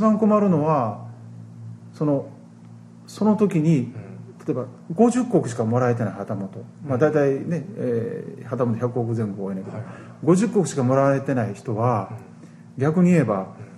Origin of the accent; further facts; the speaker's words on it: Osaka, Japan; 私大阪です